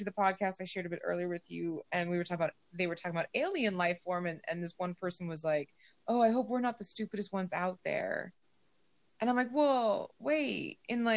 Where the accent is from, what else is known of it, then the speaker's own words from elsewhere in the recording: United States; I've loved being born American and like having my fantasies of my Irish ancestry